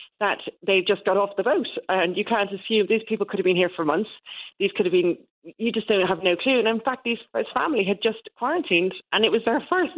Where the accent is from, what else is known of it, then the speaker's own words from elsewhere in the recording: Ireland; now in England; I'm Irish.